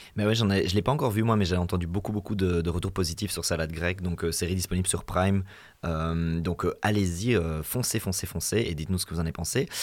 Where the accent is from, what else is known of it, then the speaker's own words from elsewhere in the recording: Belgium; chez nous en Belgique